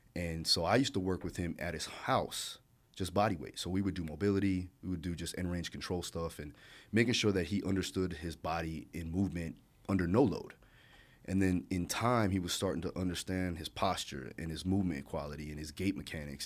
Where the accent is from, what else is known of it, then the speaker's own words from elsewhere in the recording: Hollywood, Florida, United States; also born or lived in Maui, Hawaii / Broward County, Florida / Alabama; we moved to Hollywood Beach, Florida, not Hollywood, California, Hollywood Beach, Florida. And, uh, rough times when I was a kid